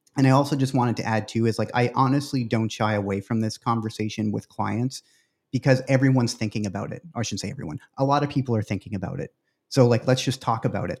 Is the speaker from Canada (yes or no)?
yes; Canada; moved away; I'm originally from Canada